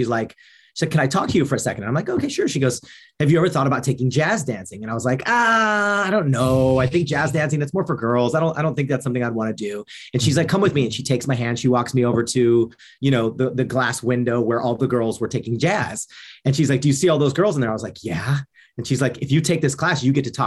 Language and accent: English; Phoenix, Arizona, United States; also born or lived in Cleveland, Ohio; they transferred out to Arizona. So we were in Phoenix for about, like, call them like my formative teenage years